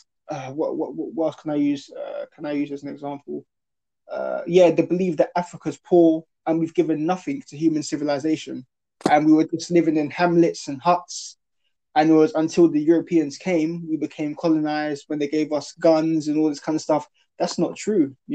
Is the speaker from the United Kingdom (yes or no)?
yes; South Essex, East of England, United Kingdom; when I was growing up in South Essex